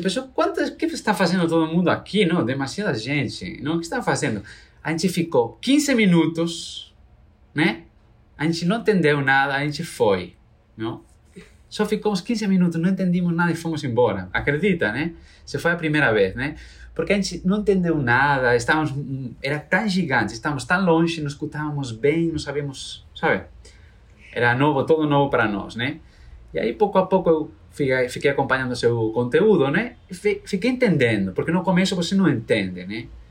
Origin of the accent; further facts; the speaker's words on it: Galicia, Spain; Portuguese is a second language; moved away as an adult; now in Brazil; Sou de Galícia, né? É, da Galícia, onde está o Caminho de Santiago, né? Famoso. Sou galego